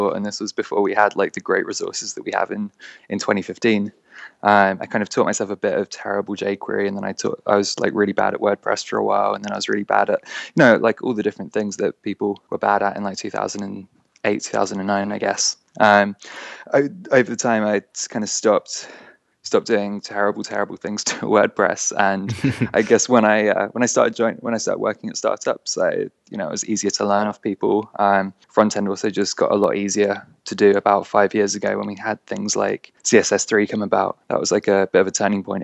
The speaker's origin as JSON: {"language": "English", "region": "London", "country": "United Kingdom", "said": "I'm from London"}